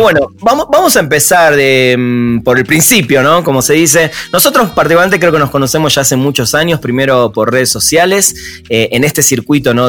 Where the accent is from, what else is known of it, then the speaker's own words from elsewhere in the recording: Argentina; en Argentina decimos con el fútbol, decimos somos